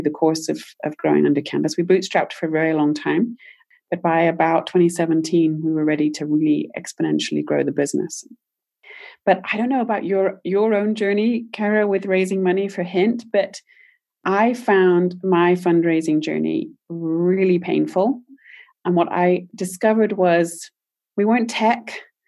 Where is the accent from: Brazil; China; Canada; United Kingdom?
United Kingdom; moved away as an adult; now in United States; I'm British originally